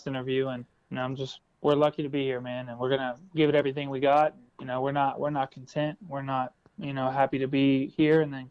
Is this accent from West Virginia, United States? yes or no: yes; West Virginia, United States; I'm from West Virginia